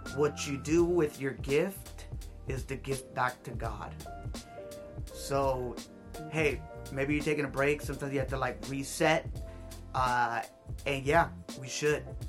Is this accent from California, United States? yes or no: yes; Hawthorne, California, United States; I grew up here in South Bay, California, specifically in Hawthorne, California